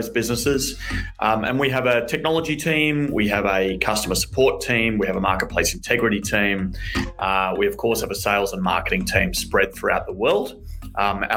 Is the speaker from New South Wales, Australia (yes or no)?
no; Melbourne, Victoria, Australia; accent: Australian; I grew up in Melbourne, Australia. You can hear my very big Australian accent